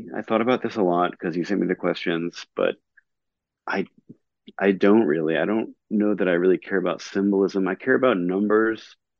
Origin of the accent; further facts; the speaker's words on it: Raleigh, North Carolina, United States; also born or lived in New Jersey / California; Like, I was born in New Jersey, grew up in California, ended up growing up in Raleigh, like from about when we met in middle school.